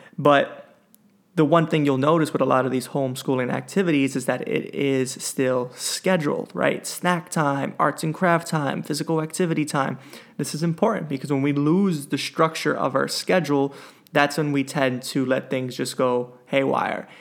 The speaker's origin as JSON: {"language": "English", "region": "New York", "country": "United States", "said": "as a New Yorker"}